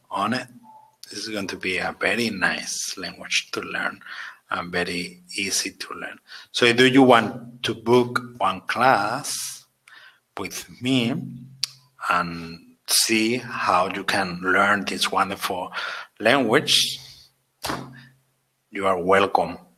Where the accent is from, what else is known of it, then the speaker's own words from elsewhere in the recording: Barcelona, Catalonia, Spain; I'm from Spain, Barcelona